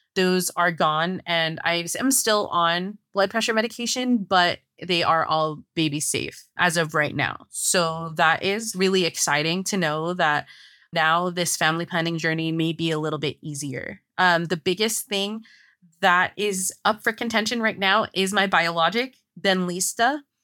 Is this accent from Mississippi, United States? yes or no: no; San Francisco Bay Area, California, United States; moved away as an adult; now in Los Angeles, United States; We're originally from San Francisco Bay Area in California, but we live more in Los Angeles